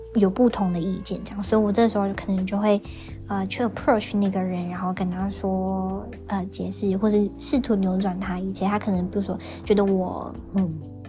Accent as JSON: {"language": "Chinese", "country": "Taiwan", "also_born_or_lived": "Australia", "said": "我们台湾人在澳洲打工度假，呃，有时候会受到不友善的眼光啊、对待啊、言语啊等等"}